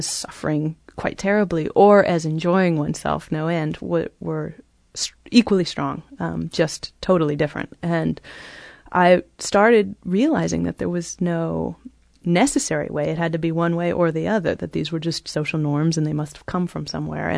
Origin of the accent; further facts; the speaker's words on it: California, United States; moved away as an adult; also born or lived in Cambridge; I grew up in California and went to college in California